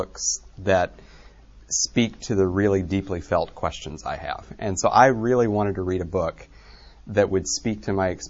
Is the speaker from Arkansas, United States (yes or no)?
yes; just north of Little Rock, Arkansas, United States; I grew up in Arkansas, just north of Little Rock